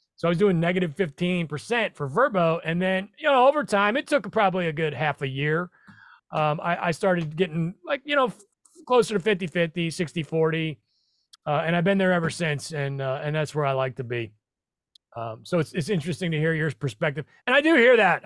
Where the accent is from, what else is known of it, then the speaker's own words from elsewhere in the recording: Nebraska, United States; I'm from Nebraska, not that far away.